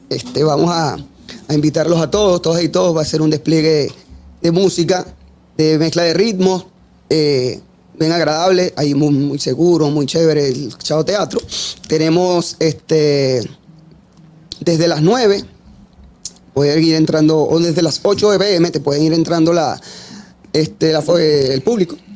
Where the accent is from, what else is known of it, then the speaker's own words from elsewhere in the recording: Madrid, Community of Madrid, Spain; yo soy de Madrid.